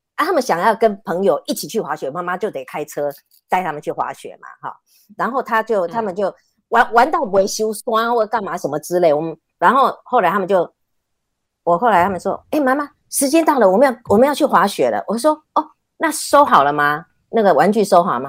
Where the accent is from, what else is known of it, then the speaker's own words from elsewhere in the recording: Taiwan; also born or lived in Canada; 我决定回台湾的原因是因为我啊，我，我爸爸是讲台语的